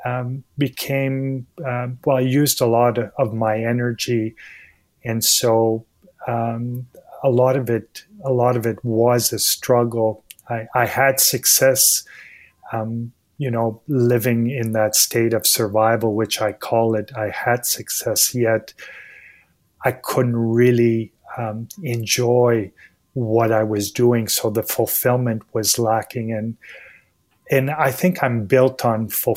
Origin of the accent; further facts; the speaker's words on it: Montreal, Quebec, Canada; I was born and raised in Montreal